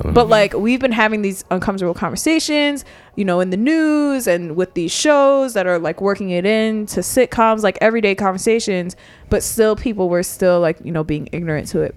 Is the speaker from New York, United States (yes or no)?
yes; New York, United States; I'm from New York